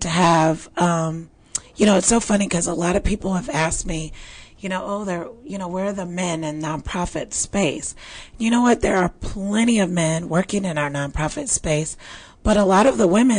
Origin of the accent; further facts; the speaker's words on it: Midwest, United States; now in Texas, United States; I was raised in the Midwest where we had plenty of snow